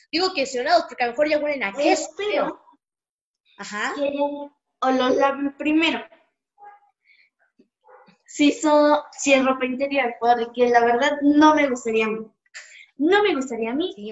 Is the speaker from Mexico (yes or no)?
yes; Mexico; A mí no porque yo soy de este país y lo defiendo porque soy un mexicano con honor, ¿verdad? Sí, soy, soy feliz de ser mexicano.